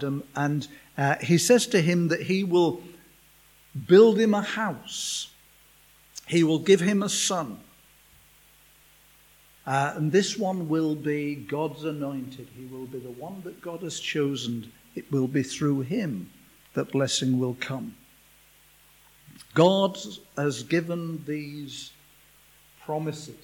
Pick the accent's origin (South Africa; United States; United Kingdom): United Kingdom; England; we're from England